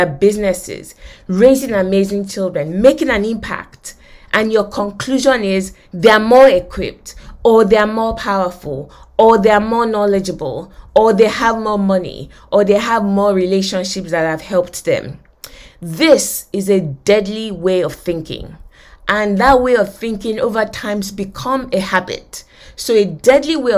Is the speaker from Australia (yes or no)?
no; Nigeria; moved away; I grew up in Nigeria. I went to University of Lagos